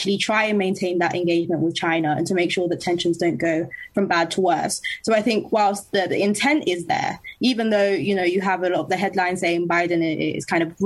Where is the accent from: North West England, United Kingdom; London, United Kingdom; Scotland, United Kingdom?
London, United Kingdom; I'm from London and I'm a contributor for Young Voices UK